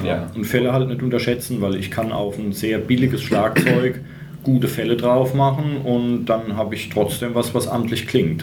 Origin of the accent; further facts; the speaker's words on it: Germany; als Deutscher